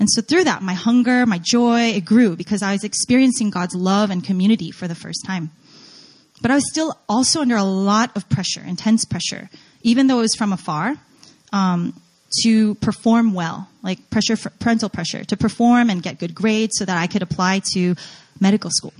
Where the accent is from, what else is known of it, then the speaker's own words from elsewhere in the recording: New Jersey, United States; moved away as an adult; also born or lived in New York / North Carolina; I was born in New York, grew up in Jersey